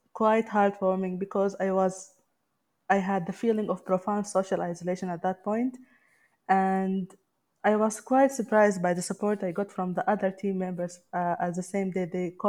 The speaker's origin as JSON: {"language": "English", "country": "Sudan", "moved": "yes"}